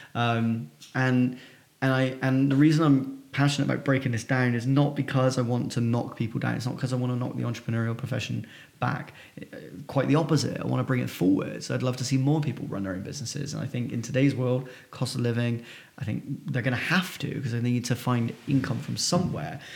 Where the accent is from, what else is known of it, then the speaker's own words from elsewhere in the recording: Filton, South West England, United Kingdom; I'm from Filton, which is just north of Bristol